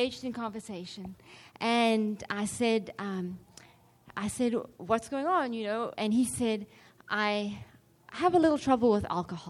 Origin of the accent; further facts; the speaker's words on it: South Africa; I'm from South Africa